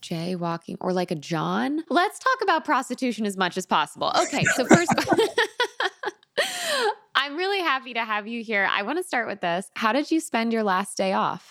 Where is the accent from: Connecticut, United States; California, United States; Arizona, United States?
Connecticut, United States; moved away; I'm from Connecticut. I'm also from the East Coast.